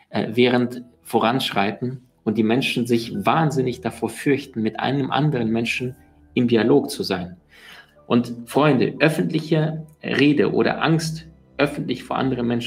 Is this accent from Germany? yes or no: no; Siberia, Russia; born there; Denn ich bin in Sibirien geboren, wo die Schneeflocken sind, wo es sehr, sehr kalt ist.